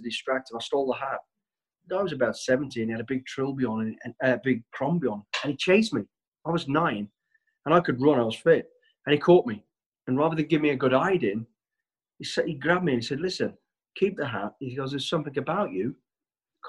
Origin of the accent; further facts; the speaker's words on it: Walsall, West Midlands, United Kingdom; I was born in Walsall, the West Midlands. We're a family of five kids, mum and dad as well. lived on a council estate.